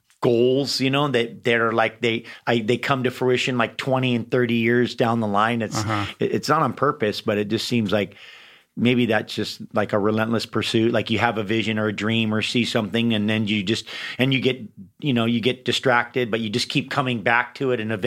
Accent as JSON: {"language": "English", "region": "Hawaii", "country": "United States", "tie": "born or raised there", "also_born_or_lived": "San Francisco", "said": "I was born in San Francisco, but been in Hawaii since I was 3 months old."}